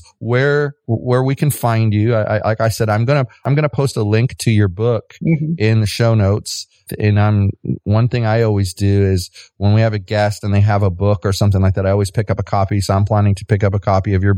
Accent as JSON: {"language": "English", "country": "United States", "said": "I'm from the United States"}